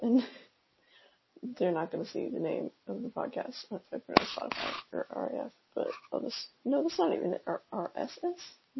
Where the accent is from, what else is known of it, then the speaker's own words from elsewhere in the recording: Texas, United States; now in Virginia, United States; I live in Virginia. I'm from Texas